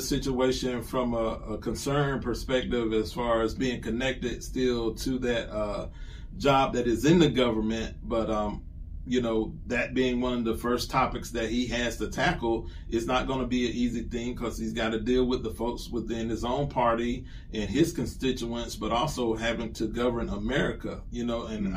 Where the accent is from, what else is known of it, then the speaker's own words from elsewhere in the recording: Columbia, South Carolina, United States; my hometown of Columbia, South Carolina